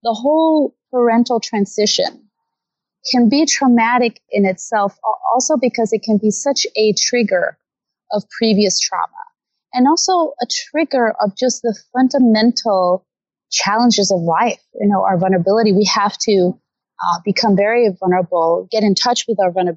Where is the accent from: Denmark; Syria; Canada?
Denmark; moved away as an adult; now in Los Angeles, United States; I am from Denmark originally